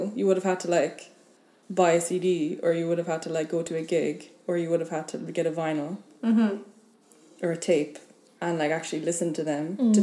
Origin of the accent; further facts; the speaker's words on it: Ireland; moved away as an adult; now in Tallinn, Estonia; I'm from Ireland